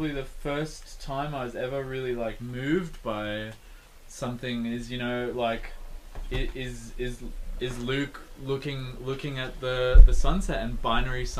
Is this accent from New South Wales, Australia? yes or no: no; Canberra, Australian Capital Territory, Australia; growing up in Canberra too